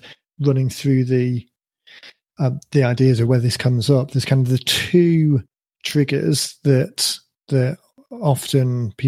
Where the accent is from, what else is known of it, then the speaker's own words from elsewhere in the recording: United Kingdom; my kind of UK credentials